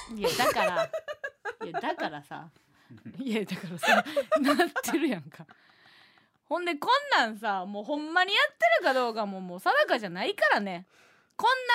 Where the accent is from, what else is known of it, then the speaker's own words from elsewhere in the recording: Kansai, Osaka, Japan; moved away; 今一度地元大阪関西での知名度を上げるべく